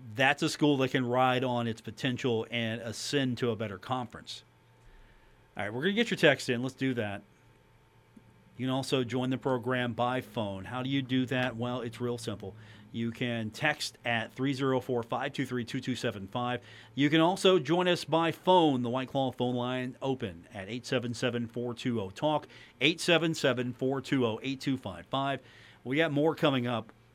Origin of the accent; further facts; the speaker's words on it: Huntington, West Virginia, United States; as a resident and a native Huntington